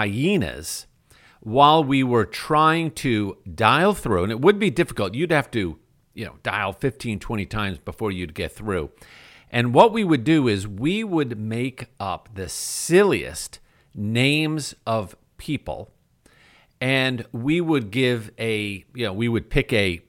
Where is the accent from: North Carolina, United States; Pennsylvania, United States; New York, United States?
New York, United States; as a kid growing up in New York